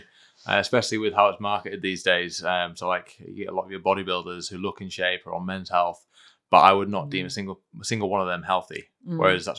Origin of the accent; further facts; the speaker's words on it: Scotland, United Kingdom; now in Hull, United Kingdom; I'm from Scotland. We're from Project Y Training. We're a small group personal training facility in Hull.